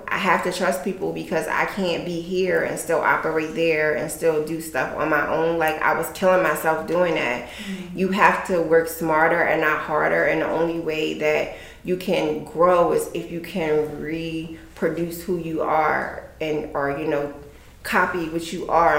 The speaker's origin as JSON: {"language": "English", "town": "Chester", "region": "Pennsylvania", "country": "United States", "said": "I'm from Pennsylvania. I'm from Chester"}